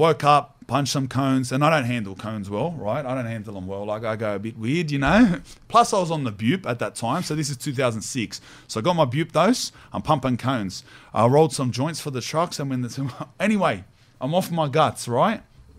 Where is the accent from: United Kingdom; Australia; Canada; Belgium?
Australia; I'm like Aussie, Spanish.